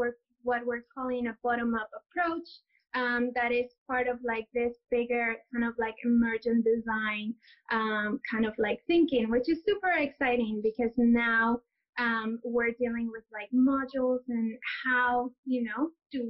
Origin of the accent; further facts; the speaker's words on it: Lima, Peru; moved away as an adult; also born or lived in Toronto, Canada / London, United Kingdom; now in New York City, United States; I was born and raised in Lima.